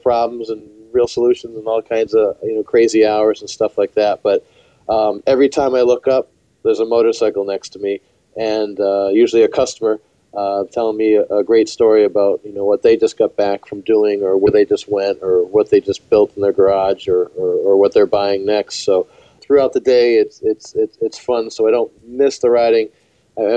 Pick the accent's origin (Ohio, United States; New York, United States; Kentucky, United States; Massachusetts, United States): Massachusetts, United States; Western; moved away as an adult; also born or lived in New Hampshire; now in Connecticut, United States; originally from Western Massachusetts, lived in New Hampshire and also live in Connecticut